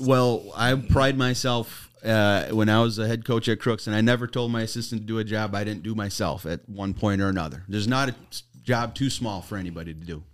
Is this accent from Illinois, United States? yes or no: no; Oshkosh, Wisconsin, United States; I'm from Oshkosh